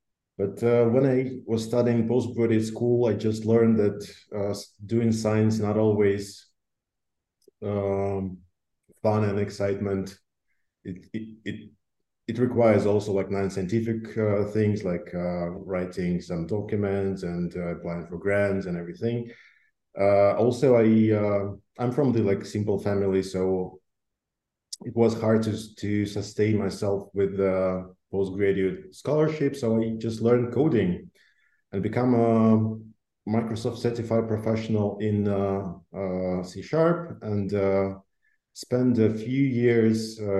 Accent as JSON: {"language": "English", "country": "Russia", "tie": "born there", "also_born_or_lived": "Belarus", "said": "So I was born in Russia, then moved to Belarus. Since then, traveled a lot and used to live in different countries, United States and in Europe, traveled in Asia."}